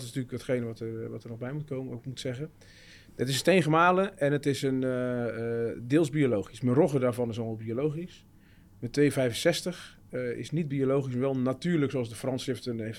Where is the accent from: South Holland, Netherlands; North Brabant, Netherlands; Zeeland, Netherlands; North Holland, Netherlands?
Zeeland, Netherlands; Terneuzen; Ik kom zelf uit Zeeuws-Vlaanderen, Terneuzen